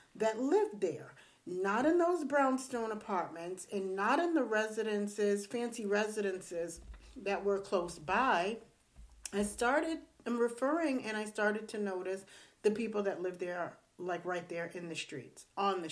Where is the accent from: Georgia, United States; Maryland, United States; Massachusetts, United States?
Massachusetts, United States; Boston; I grew up in Boston.